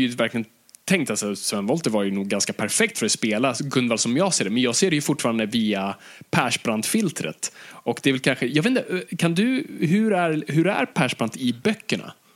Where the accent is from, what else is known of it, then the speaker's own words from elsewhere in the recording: Stockholm, Stockholm County, Sweden; jag är uppvuxen i, i, i Stockholms innerstad